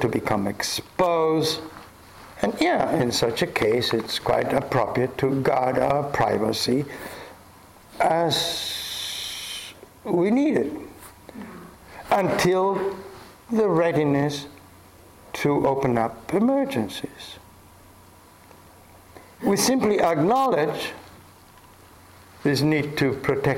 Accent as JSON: {"language": "English", "country": "Argentina", "tie": "born or raised there", "said": "I grew up in Argentina in such a culture"}